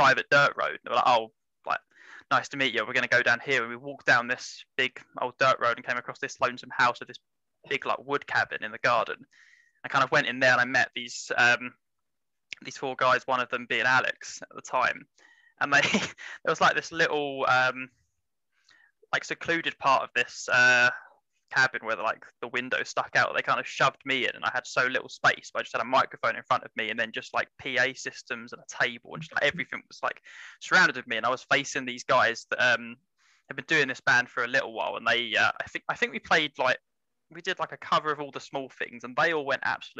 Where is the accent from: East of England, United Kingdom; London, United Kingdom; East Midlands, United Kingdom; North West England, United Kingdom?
East of England, United Kingdom; Essex; I'm from Essex.